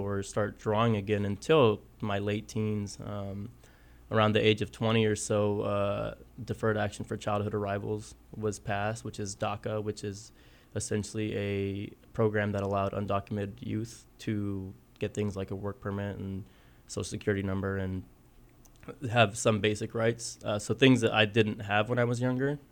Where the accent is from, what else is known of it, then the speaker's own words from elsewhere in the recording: Southwest Kansas, United States; moved away as an adult; also born or lived in Guerrero, Mexico / Texas; now in Kansas City, United States; I grew up in Southwest Kansas. originally from Mexico. Uh, I moved to the United States when I was three with my family